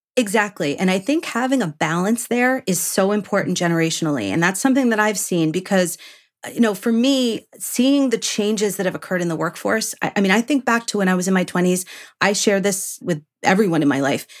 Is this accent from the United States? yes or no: yes; New York, United States; moved away; I'm from New York originally